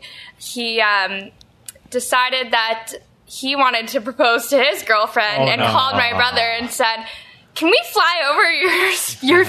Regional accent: Ottawa, Ontario, Canada; I grew up in West Carleton, which is the country, and it's a very farming-based town

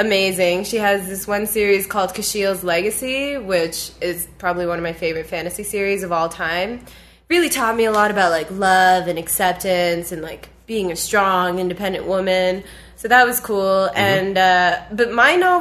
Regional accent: Ottawa, Ontario, Canada; I've never lived anywhere other than Ottawa because, you know, this is a place that took my family, and I mean, I wasn't there. I was born here in Canada

